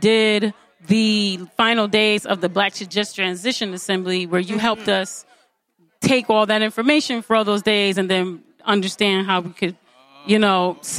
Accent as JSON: {"language": "English", "town": "Detroit", "region": "Michigan", "country": "United States", "tie": "born or raised there", "said": "I grew up over there. I'm from New Center."}